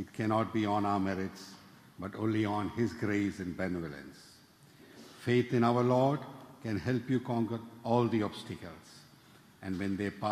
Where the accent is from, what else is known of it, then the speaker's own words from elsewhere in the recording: Kerala, India; moved away as an adult; also born or lived in Memphis, Tennessee; now in New York City, United States; I was born in India. I came to New York City about 25 years ago.